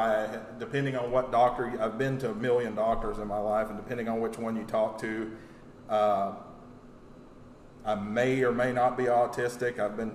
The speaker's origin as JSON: {"language": "English", "region": "Texas", "country": "United States", "tie": "born or raised there", "said": "Basically, I was born in Texas. I've lived here pretty much all my life, and I moved a lot growing up"}